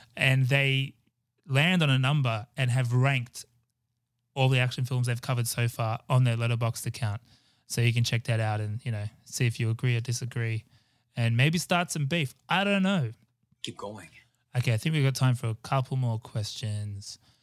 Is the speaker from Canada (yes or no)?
no; Australia; growing up in Australia